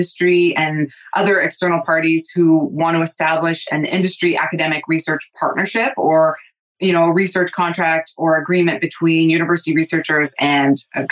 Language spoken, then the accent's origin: English; southernmost tip of Ontario, Canada; moved away as an adult; now in Thunder Bay, Canada; I'm not originally from Thunder Bay. I'm from the southernmost tip of Ontario. So I moved here to go to school